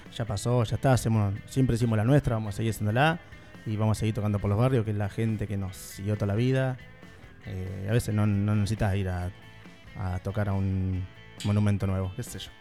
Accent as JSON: {"language": "Spanish", "town": "Tandil", "region": "Buenos Aires Province", "country": "Argentina", "said": "somos una banda de 18 años de Tandil, somos parte de Tandil"}